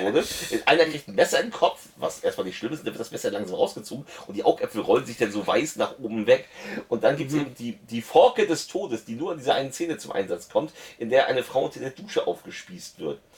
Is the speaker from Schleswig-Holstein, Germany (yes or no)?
yes; Lübeck, Schleswig-Holstein, Germany; ich komme auch nicht aus Hamburg, ich komme aus Lübeck